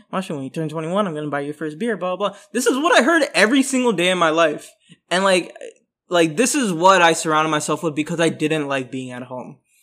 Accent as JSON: {"language": "English", "town": "Orlando", "region": "Florida", "country": "United States", "also_born_or_lived": "New York City", "said": "I'm from Florida. Um, so, yeah, I'm, I'm, uh, you know, to my knowledge, I'm the first Bengali man from Florida"}